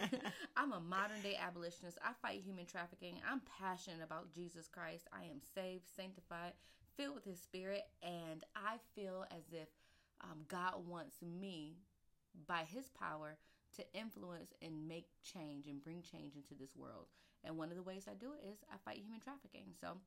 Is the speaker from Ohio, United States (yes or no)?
no; Buffalo, New York, United States; I'm originally from Buffalo.